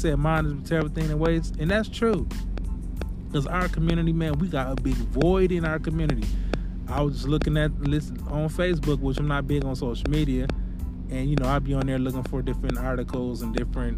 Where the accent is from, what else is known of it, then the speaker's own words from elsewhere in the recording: Milwaukee, Wisconsin, United States; moved away; my hometown in Milwaukee